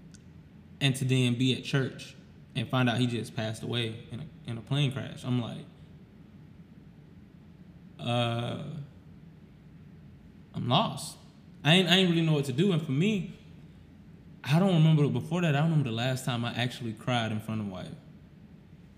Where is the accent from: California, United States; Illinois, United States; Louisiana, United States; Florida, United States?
Florida, United States; moved away; I'm not from here. I'm from Florida.